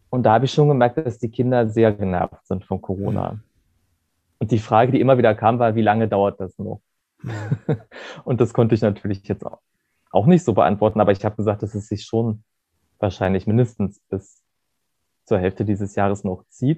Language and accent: German; Germany; now in Berlin, Germany; in der Stadt, das also Gerode, wo ich herkomme